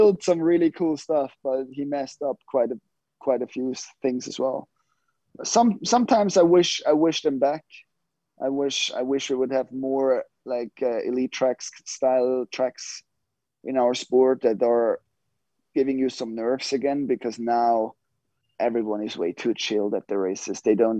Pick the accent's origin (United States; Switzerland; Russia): Switzerland; born or raised there